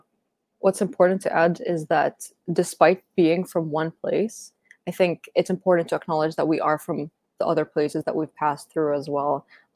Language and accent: English; Dubai, United Arab Emirates; also born or lived in Saudi Arabia / Spain / Canada; I grew up in Dubai and... I lived in Spain and I'm Canadian, but I'm originally Palestinian. I was like born in Saudi Arabia.